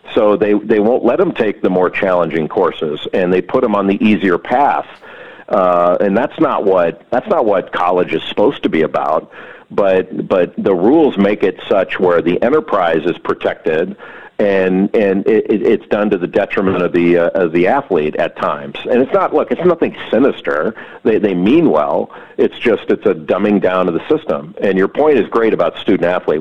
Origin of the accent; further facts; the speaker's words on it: Los Angeles, California, United States; moved away; I grew up right uh, right near Los Angeles Country Club